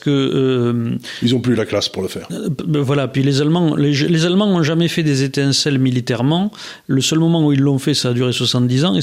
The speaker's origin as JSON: {"language": "French", "country": "France", "said": "Alors, en, plus en tant que Français."}